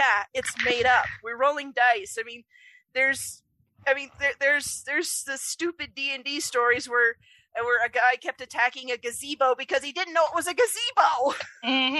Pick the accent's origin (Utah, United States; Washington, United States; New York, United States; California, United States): Utah, United States; I'm from Utah, we have a very heavily religious culture here